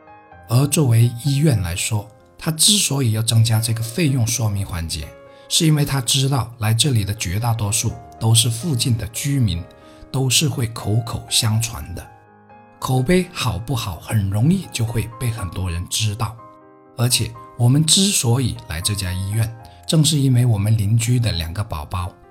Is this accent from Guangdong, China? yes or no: yes; Heyuan, Guangdong, China; 他母亲来河源，也就是我家乡所在的城市买菜时，是很开心的